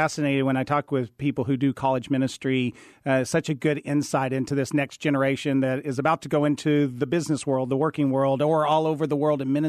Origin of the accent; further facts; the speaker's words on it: Lubbock, Texas, United States; I grew up in Lubbock, Texas